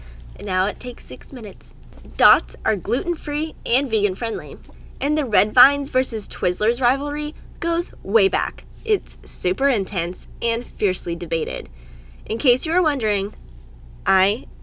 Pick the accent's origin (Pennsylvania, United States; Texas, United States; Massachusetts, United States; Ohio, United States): Texas, United States; Austin; I grew up in Austin, Texas